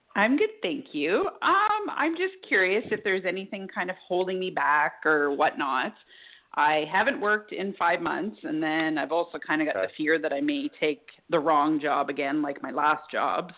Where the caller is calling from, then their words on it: Alberta, Canada; I'm calling from Alberta, Canada